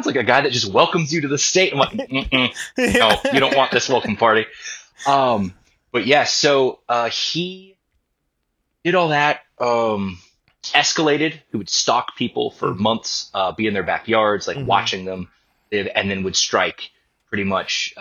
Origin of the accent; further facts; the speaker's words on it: Ventura, California, United States; my hometown of Ventura